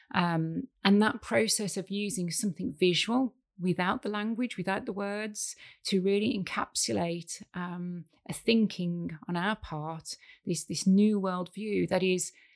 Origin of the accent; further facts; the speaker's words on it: United Kingdom; moved away as an adult; also born or lived in Hong Kong / Saudi Arabia; now in Thailand; I am British